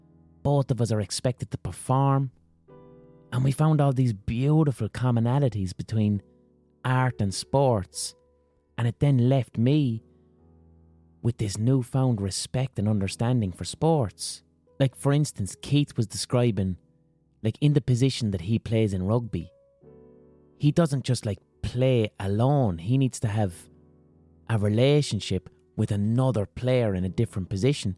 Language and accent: English; Limerick, Munster, Ireland; We're both from Limerick City.